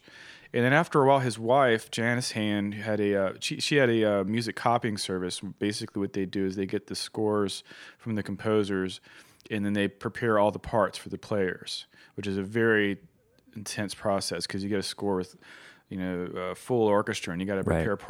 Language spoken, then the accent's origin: English; Roanoke, Virginia, United States; But where I grew up in Roanoke, Virginia, which is a great place to grow up, but unfortunately it was a little behind the times.